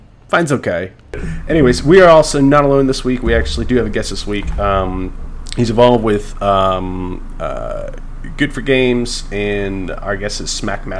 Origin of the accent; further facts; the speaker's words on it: New England, United States; I'm from New England.